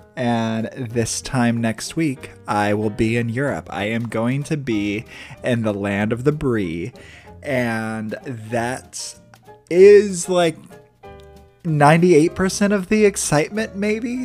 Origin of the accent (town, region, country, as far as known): Midwest, United States; born or raised there